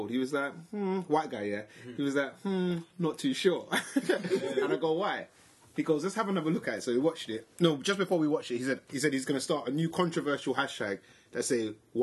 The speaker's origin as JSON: {"language": "English", "region": "London", "country": "United Kingdom", "said": "We're from London"}